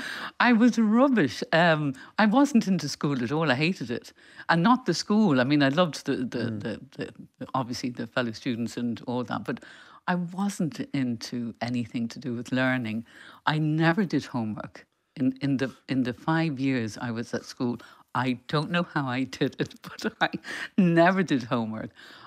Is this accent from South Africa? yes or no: no; England, United Kingdom; also born or lived in Dublin, Ireland; I was born in Dublin and there were eight children in our family. But when I was a year old, my parents and six children at that point left to live in England